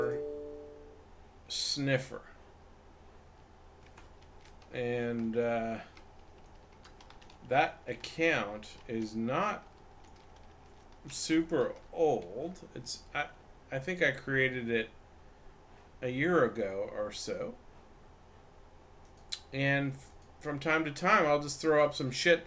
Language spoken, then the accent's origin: English; Vancouver, British Columbia, Canada; moved away as an adult; now in Los Angeles, United States; I'm from Vancouver, Canada. Originally, I lived in, and now I'm in Los Angeles